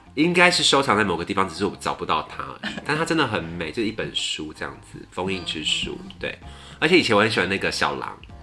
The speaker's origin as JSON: {"language": "Chinese", "region": "Pingtung County", "country": "Taiwan", "tie": "born or raised there", "said": "我是小时候在屏东的家里附近的早餐店把它看完的"}